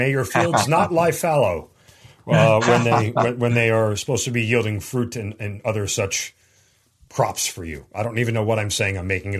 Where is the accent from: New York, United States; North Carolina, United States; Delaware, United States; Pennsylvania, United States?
New York, United States; I'm a New Yorker and was an ROTC cadet